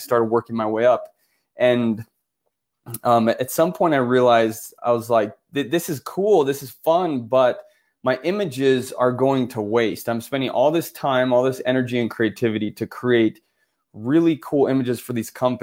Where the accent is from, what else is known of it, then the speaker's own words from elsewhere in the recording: Florence, Tuscany, Italy; born in Florence, but I'm half Italian, half American. My mom's American.